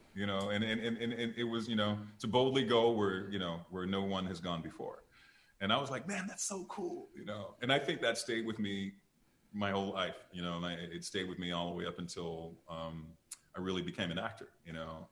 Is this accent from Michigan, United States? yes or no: yes; Detroit, Michigan, United States; I'm from Detroit, Michigan